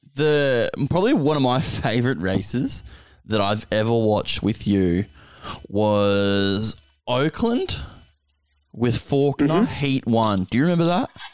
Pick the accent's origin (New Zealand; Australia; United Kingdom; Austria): Australia; also born or lived in near Brisbane, Queensland; I'm an Aussie